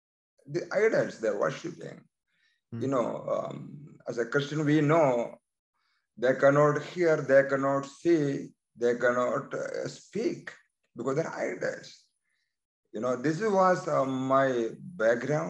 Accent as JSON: {"language": "English", "country": "India", "tie": "born or raised there", "moved": "as an adult", "lives_now": "United States"}